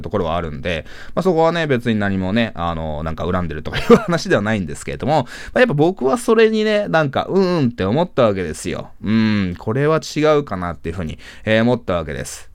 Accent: Japan; 僕は日本で生まれ育った日本人だし

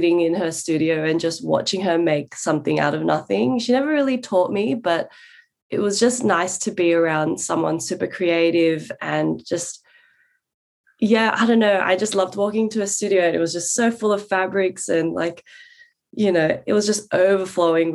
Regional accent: Sydney, New South Wales, Australia; also born or lived in London; my earliest memories growing up in Western Sydney are in that backyard, in those two houses

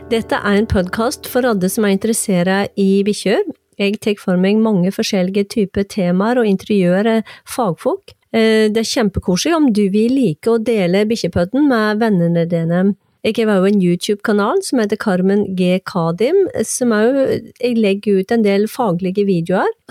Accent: Hirtshals, North Denmark Region, Denmark

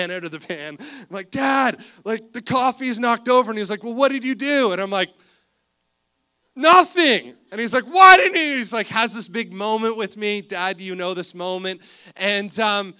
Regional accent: Cobourg, Ontario, Canada; we grew up in Cobourg, Ontario

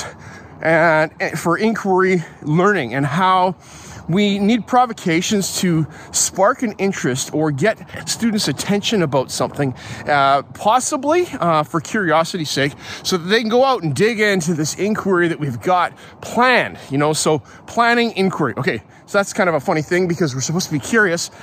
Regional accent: Calgary, Alberta, Canada; now in Abbotsford, Canada; I grew up in Calgary, love it, but I'm here now in Abbotsford

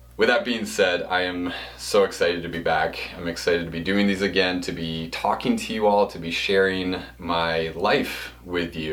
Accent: Pennsylvania, United States; I was born in Pennsylvania

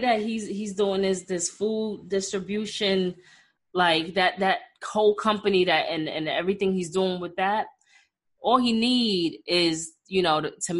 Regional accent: New York City, New York, United States; Growing up in Brooklyn, growing up in Brooklyn

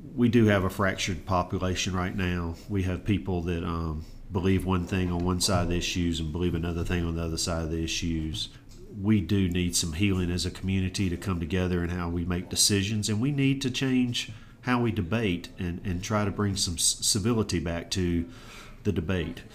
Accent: Auburn, Alabama, United States; also born or lived in Savannah, Georgia; I was blessed with the opportunity to grow up in Auburn, really from 18 months till as I sit with you today

